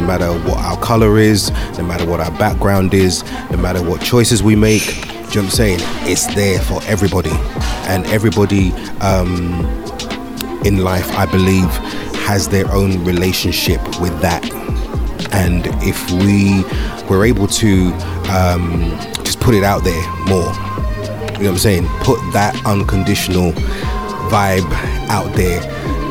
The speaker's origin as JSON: {"language": "English", "region": "London", "country": "United Kingdom", "tie": "born or raised there", "moved": "yes", "said": "I was raised in London. I was born in London."}